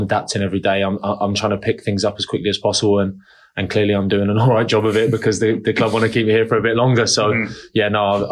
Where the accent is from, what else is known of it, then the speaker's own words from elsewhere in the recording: Portsmouth, South East England, United Kingdom; moved away; I'm from Portsmouth